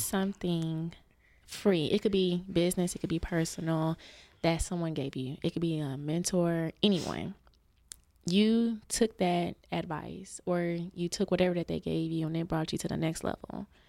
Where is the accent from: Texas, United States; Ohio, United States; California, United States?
Texas, United States; Dallas; also born or lived in Houston; Before when I moved, you know, back from Houston, 'cause I'm from Dallas